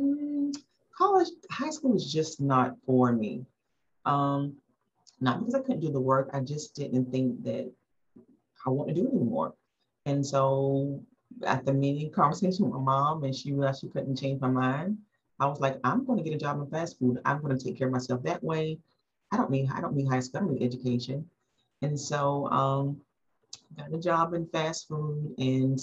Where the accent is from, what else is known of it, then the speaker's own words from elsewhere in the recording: South Carolina, United States; moved away as an adult; also born or lived in Baltimore, Maryland; now in Durham, United States; born in Baltimore, Maryland, mom was in the military, eventually got rerouted back to South Carolina, where the majority of my family was located at, grew up in South Carolina, spent basically all my life there